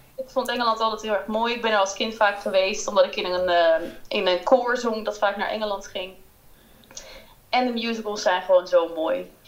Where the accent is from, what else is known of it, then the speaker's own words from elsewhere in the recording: Haarlem, North Holland, Netherlands; moved away as an adult; also born or lived in London; ik kom uit Haarlem